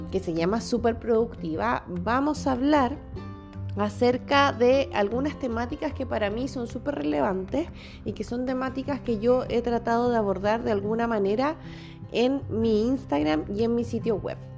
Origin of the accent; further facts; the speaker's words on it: Chile; soy chilena, tengo 35 años y soy de profesión profesora de educación básica.